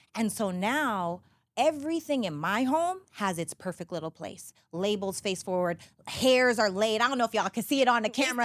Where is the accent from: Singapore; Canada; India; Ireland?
Canada; Canadian Prairies; now in United States; I'm from Canada, right? And I'm up from Little, Little House on the Prairie, Canada. So, I was the only black girl in every grade.